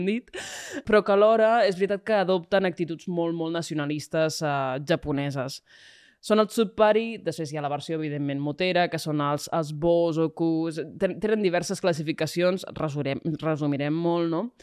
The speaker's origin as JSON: {"language": "Catalan", "town": "Calella", "region": "Catalonia", "country": "Spain", "said": "jo vinc de Calella de la Costa"}